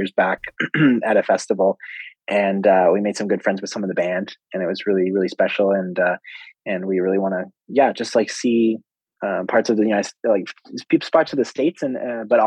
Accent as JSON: {"language": "English", "town": "Victoria", "region": "British Columbia", "country": "Canada", "tie": "born or raised there", "moved": "as an adult", "lives_now": "Edmonton, Canada", "said": "Lucky Bar in Victoria, which is my hometown."}